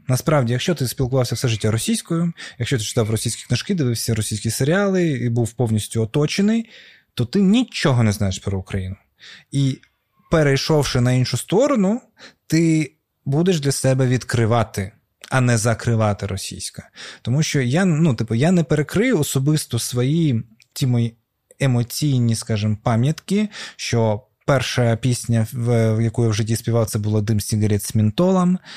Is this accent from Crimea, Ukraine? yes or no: yes; Crimea, Ukraine; Крим це твоя батьківщина. І для мене це було зрозуміло, що це моя земля